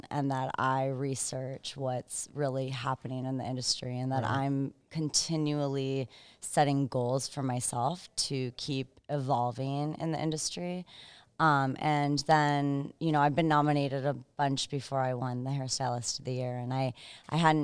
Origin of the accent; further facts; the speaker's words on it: Minneapolis, Minnesota, United States; now in South Carolina, United States; Originally from Minneapolis, Minnesota. I live in South Carolina right now though.